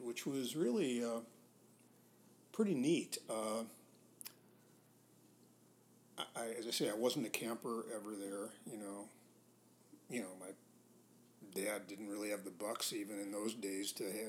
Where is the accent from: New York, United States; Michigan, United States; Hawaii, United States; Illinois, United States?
Illinois, United States; Chicago; I grew up in Chicago